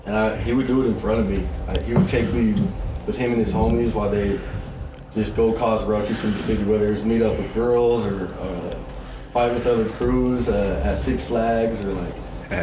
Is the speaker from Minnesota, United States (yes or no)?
no; Thornton, Colorado, United States; I grew up in Adams County.